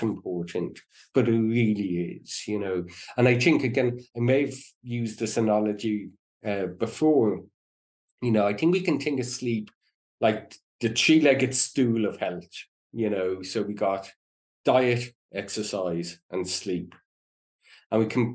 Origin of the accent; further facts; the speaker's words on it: Ireland; when I was growing up in Ireland